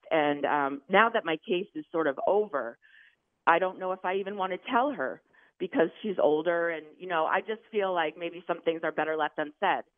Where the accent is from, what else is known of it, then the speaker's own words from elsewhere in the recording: Maine, United States; moved away; I'm from Maine, so I was in Maine